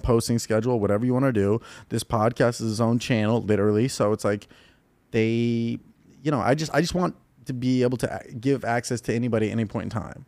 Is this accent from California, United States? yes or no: yes; Ventura County, Southern California, United States; also born or lived in Naperville, Illinois; grew up all in uh, Southern California, like Ventura County